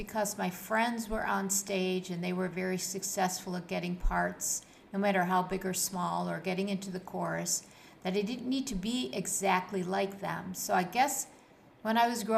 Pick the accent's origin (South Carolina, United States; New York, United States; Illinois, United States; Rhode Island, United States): New York, United States; Buffalo; moved away as an adult; now in Kuwait; my life when I was growing up in Buffalo, New York, and how I transitioned to my life here in Kuwait